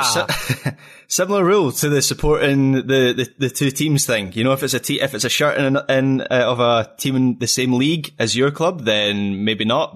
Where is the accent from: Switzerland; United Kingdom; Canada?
United Kingdom; Scotland; as a Scot